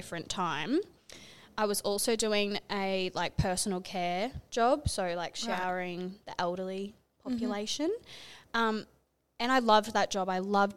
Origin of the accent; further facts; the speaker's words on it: Longreach, Queensland, Australia; moved away as an adult; I'm originally from Longreach. So I lived there for like a big chunk of my life.